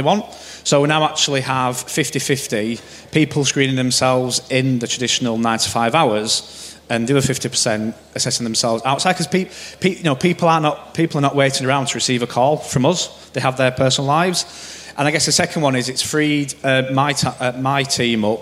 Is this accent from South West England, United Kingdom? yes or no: no; Yorkshire and the Humber, United Kingdom; I'm from Yorkshire